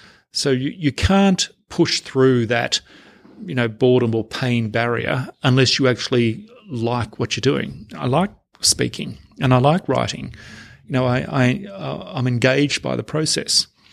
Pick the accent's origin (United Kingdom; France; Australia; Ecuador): Australia; Victoria; My parents are working class people, and I came from Hazen Commission House in a small country town in Western Victoria